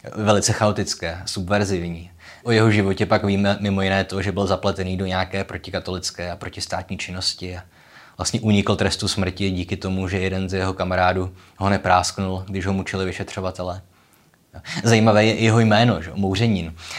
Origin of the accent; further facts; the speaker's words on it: Olomouc, Olomouc Region, Czechia; jsem z Olomouce